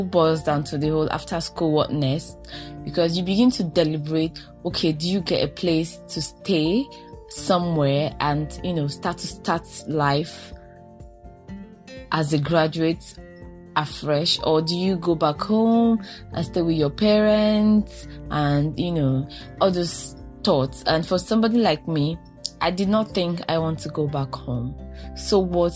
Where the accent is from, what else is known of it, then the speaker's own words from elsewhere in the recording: Nigeria; as a Nigerian woman